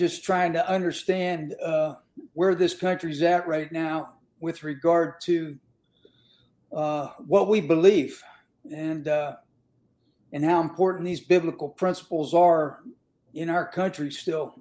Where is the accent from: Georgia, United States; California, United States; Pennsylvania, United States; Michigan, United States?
Pennsylvania, United States; Western; I grew up in Western Pennsylvania and all my family were coal miners